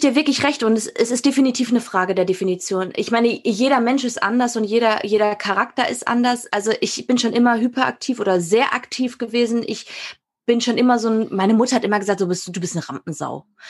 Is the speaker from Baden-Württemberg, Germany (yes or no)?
no; Münsterland, North Rhine-Westphalia, Germany; moved away; ich bin aus dem Münsterland